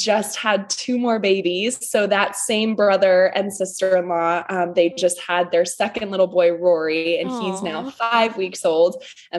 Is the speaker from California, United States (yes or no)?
no; Denver, Colorado, United States; moved away as an adult; now in Nashville, United States; I'm originally from Denver, Colorado, and that was where I grew up.